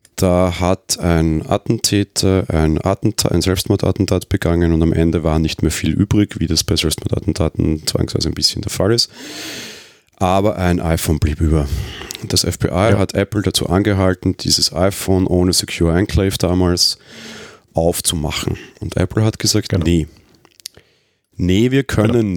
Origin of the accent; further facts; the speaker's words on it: Vienna, Austria; Als Österreicher